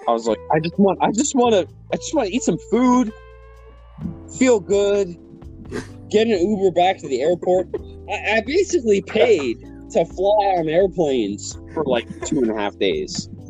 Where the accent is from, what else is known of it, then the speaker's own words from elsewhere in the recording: Windsor, Ontario, Canada; I'm from Windsor, across the bridge, the Canada side.